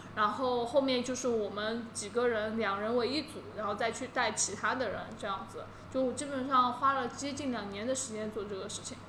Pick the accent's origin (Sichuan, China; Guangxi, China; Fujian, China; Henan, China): Sichuan, China; Qionglai; moved away as an adult; also born or lived in Hangzhou / London; 我是四川人嘛